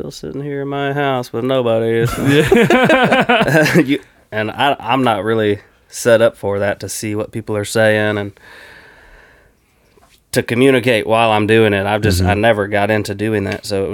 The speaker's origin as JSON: {"language": "English", "town": "Anderson", "country": "United States", "tie": "born or raised there", "said": "my hometown, Anderson"}